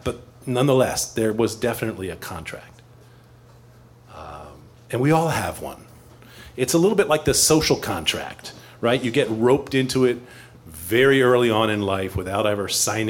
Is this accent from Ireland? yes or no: no; East Coast, United States; now in Chicago, United States; I grew up on the East Coast where we have spring